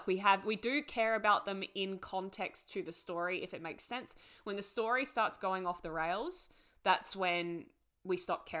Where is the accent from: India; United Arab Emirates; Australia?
Australia; we're Australian.